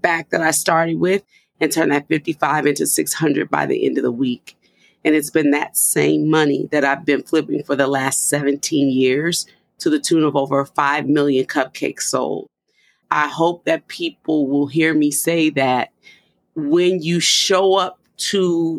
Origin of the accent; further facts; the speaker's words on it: New Orleans, Louisiana, United States; moved away; I'm a girl from New Orleans